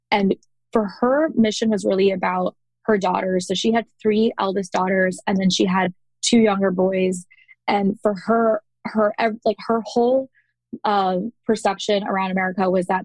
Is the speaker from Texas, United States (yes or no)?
yes; Dallas, Texas, United States; also born or lived in Chicago, Illinois; And I was born in Chicago. So for those that don't know, I was actually born in Chicago, and then we moved to Dallas where my brother was born.